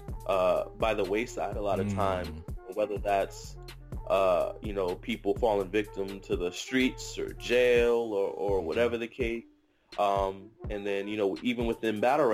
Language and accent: English; Boston, Massachusetts, United States; I was from Boston